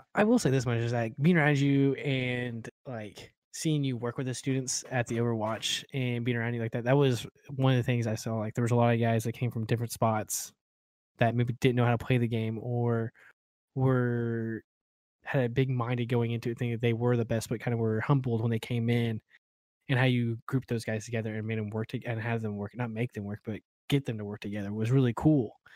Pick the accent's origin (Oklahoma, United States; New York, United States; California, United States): Oklahoma, United States; moved away; I'm originally from Oklahoma